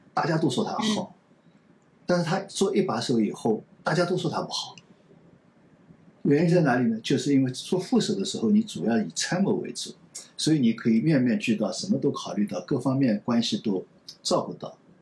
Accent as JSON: {"language": "Chinese", "country": "China", "said": "我们中国人"}